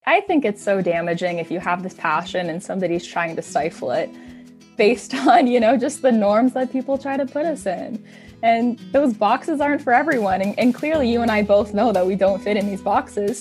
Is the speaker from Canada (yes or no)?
yes; Hamilton, Ontario, Canada; born and raised in Hamilton, love my city.